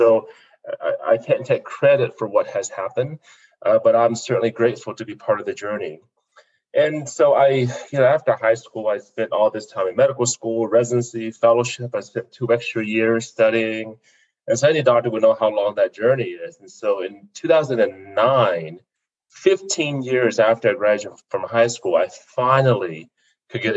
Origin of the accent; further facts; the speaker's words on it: Fort Smith, Arkansas, United States; also born or lived in South Vietnam; now in Colorado Springs, United States; we ended up in Fort Smith, Arkansas. And that's where I grew up, one of 11 kids.